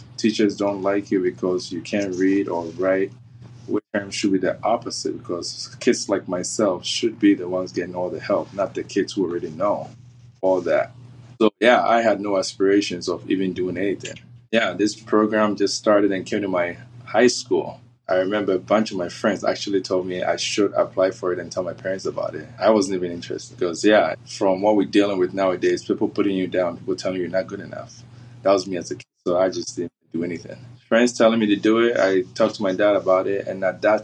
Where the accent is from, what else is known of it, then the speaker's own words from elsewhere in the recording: Tema, Greater Accra, Ghana; moved away as an adult; now in Missoula, United States; I grew up in Tema, which is outside of Accra. Lived in Ghana, Tema for 17 years before I moved to the U.S.